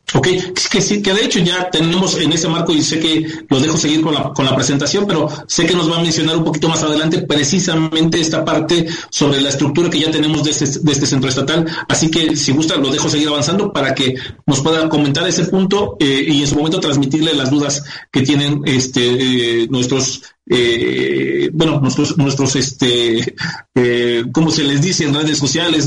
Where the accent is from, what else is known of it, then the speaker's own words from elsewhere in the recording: State of Mexico, Mexico; yo soy mexiquense